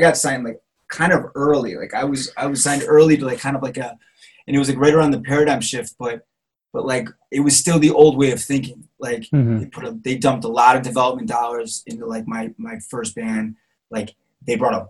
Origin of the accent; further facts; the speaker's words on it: Cleveland, Ohio, United States; moved away; I'm from Cleveland, Ohio. Born and raised, city of rock and roll.